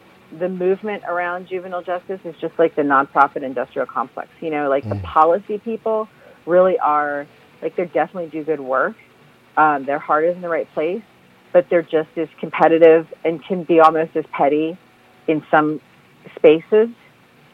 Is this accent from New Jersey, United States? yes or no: yes; New Jersey, United States; moved away as an adult; also born or lived in San Jose, California / Washington, D.C.; I'm from Jersey. I actually grew up in South Jersey.